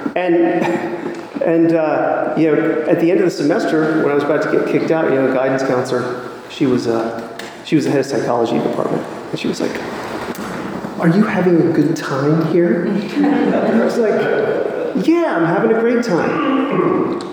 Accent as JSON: {"language": "English", "town": "Washington", "region": "District of Columbia", "country": "United States", "tie": "born or raised there", "moved": "yes", "lives_now": "Raleigh, United States", "said": "I was born and raised in Washington, D.C."}